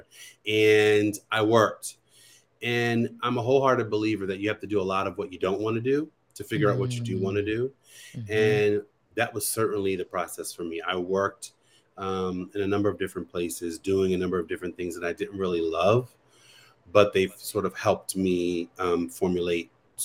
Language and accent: English; Baltimore, Maryland, United States; I'm from Baltimore